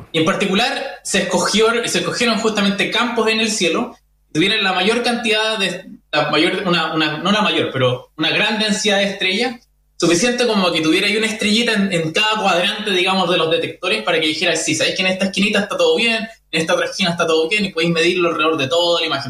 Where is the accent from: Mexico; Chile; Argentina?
Chile; nosotros como, como, chilenos